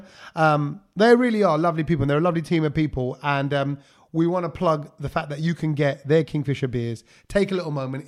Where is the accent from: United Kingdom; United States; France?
United Kingdom; London; Me growing up in East Ham